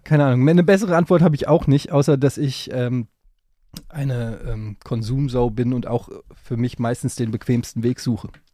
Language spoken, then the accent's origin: German; Frankfurt am Main, Hesse, Germany; in Frankfurt gab, wo ich groß geworden bin